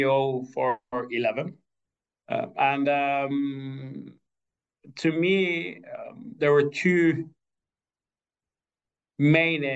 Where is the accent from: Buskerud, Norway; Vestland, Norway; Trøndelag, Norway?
Vestland, Norway; Askøy; also born or lived in Trondheim; I grew up on Askøy outside Bergen.